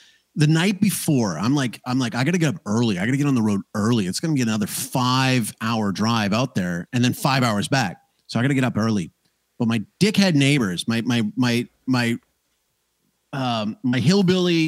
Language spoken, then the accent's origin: English; Banff, Alberta, Canada; moved away; I am an immigrant who comes from the land of the ice and snow, and there's hot springs near where I grew up out in Banff.